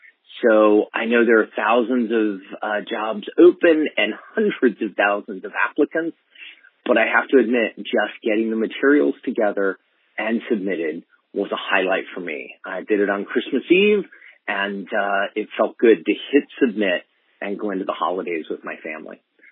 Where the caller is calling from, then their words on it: San Francisco, California, United States; I'm calling in from San Francisco